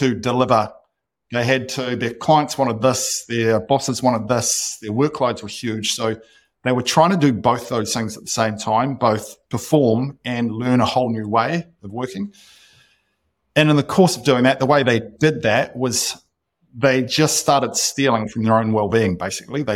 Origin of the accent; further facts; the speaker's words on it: New Zealand; moved away as an adult; also born or lived in Austin, United States; I'm not sure why I'm sitting in Austin when we could be living back in New Zealand.